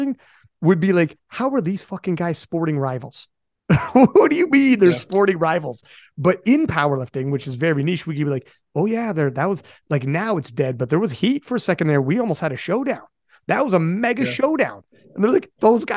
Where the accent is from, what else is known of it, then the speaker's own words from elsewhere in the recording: Canada; I'm from Canada